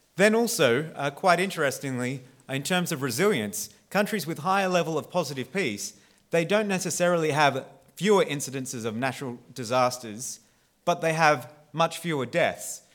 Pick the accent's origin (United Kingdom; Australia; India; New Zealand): Australia; I am Australian